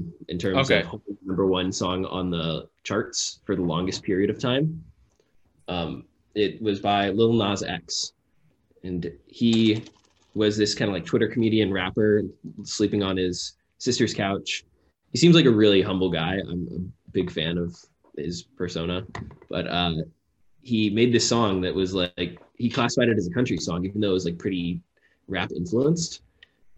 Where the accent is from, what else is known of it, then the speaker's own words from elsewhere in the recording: Texas, United States; now in New York, United States; Growing up in Texas